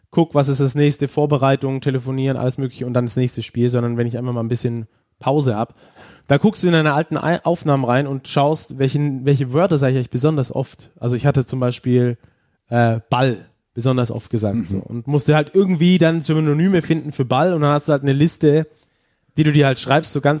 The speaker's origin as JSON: {"language": "German", "town": "Stuttgart", "region": "Baden-Württemberg", "country": "Germany", "accent": "Stuttgarter Schwäbisch", "said": "ich habe einen stärkeren Dialekt. Okay. Äh, also ich sag mal so ein Stuttgarter Schwäbisch habe"}